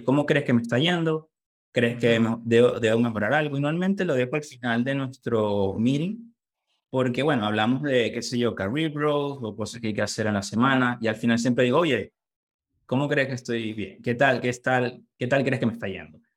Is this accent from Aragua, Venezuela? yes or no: no; Valencia, Carabobo, Venezuela; moved away as an adult; now in United States; soy venezolano, nací en Valencia, Carabó.